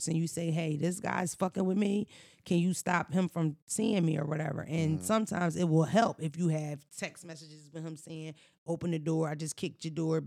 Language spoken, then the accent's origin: English; United States; I grew up in America